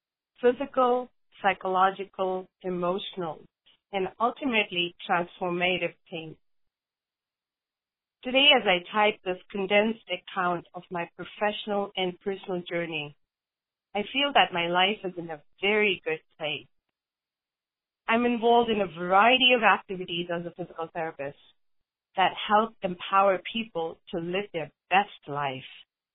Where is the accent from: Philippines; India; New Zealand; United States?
India; I grew up in India. My father wanted me to be a homemaker and got me admitted to a college for home economics, but I wanted a career.